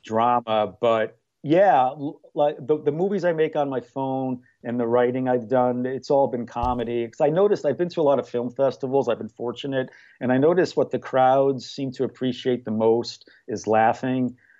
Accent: New York, United States; moved away as an adult; now in Mayfield Heights, United States; I'm from New York originally, but I moved here in two thousand five

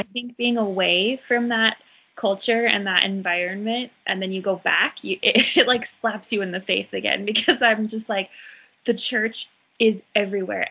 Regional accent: Utah, United States; also born or lived in Salt Lake City; I grew up in Utah County and I moved to Salt Lake City

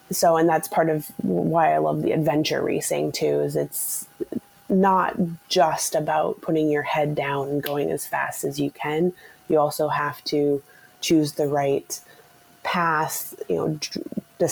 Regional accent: Maple Grove, Minnesota, United States; also born or lived in Calgary, Canada / Canmore, Canada / Stillwater, Minnesota; I grew up in Maple Grove, which is just in the northwest suburbs of Minneapolis

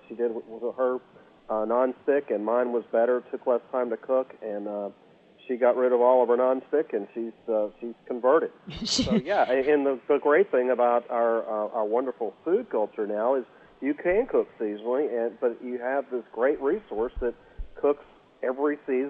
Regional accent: Georgia coast, United States; I grew up on the Georgia coast

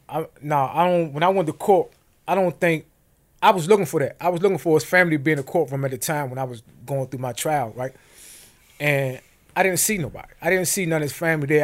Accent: United States; growing up in Montana terrace

